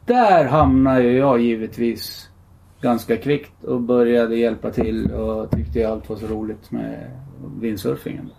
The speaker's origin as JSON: {"language": "Swedish", "town": "Gävle", "region": "Gävleborg County", "country": "Sweden", "tie": "born or raised there", "also_born_or_lived": "Stockholm", "said": "jag flyttade till Gävle från Stockholm. Och började gå i skolan här"}